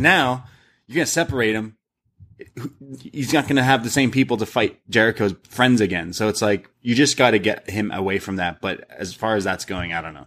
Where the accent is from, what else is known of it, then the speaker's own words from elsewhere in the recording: Canada; We're Canadian